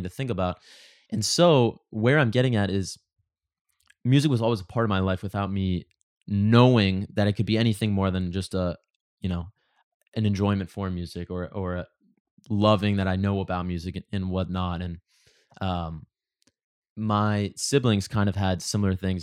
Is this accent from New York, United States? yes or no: no; Pittsburgh, Pennsylvania, United States; now in Los Angeles, United States; growing up in Pittsburgh